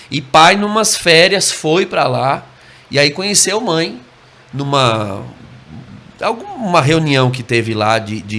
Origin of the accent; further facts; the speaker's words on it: Osasco, São Paulo, Brazil; born there; Eu nasci em Osasco, é, mas meus pais, toda